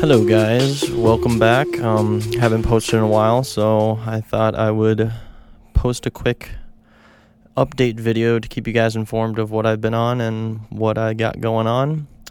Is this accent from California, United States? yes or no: no; Minneapolis, Minnesota, United States; I'm from Minneapolis